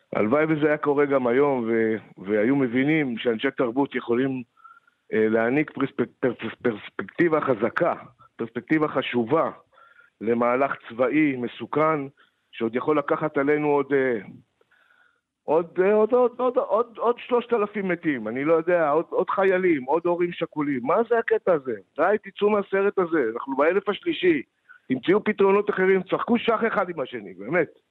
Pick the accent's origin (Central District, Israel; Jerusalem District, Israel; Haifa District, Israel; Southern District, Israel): Southern District, Israel; Moshav Yesha, western Negev; אני גדלתי שם